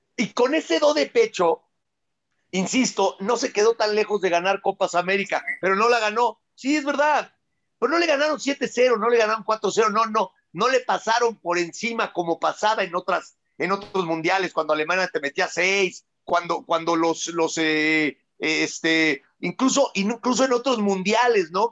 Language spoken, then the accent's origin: Spanish; Mexico; yo vengo siendo mexicano 47 años